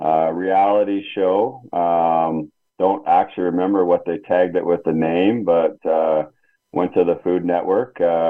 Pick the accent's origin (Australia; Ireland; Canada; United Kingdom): Canada; now in United States; back in my home country in Canada